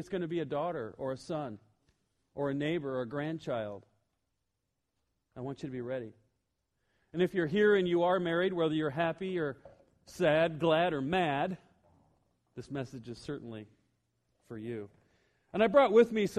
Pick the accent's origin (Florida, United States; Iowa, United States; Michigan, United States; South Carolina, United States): Iowa, United States; I'm all the way from Iowa